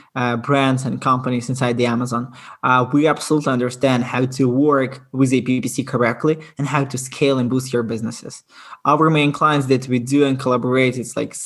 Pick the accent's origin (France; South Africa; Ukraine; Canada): Ukraine; I'm originally from Ukraine.